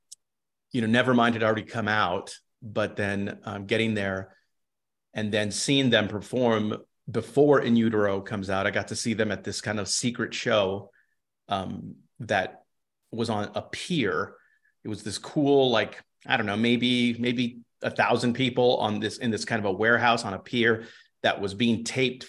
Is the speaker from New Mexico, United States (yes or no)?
yes; New Mexico, United States; also born or lived in Seattle; now in El Paso, United States; I'm from the Southwest. I'm from New Mexico, right down the road.